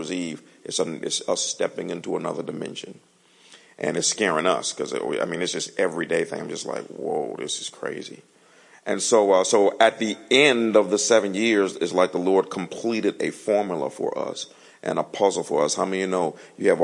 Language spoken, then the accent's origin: English; Detroit, Michigan, United States; moved away; See, my wife and I, we're from Detroit. So you grow up in the cold